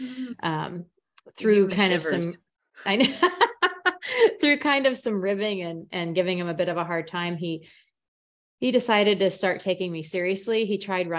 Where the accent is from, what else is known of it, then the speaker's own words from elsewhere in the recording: Emporia, Kansas, United States; I am an Emporian, this is my hometown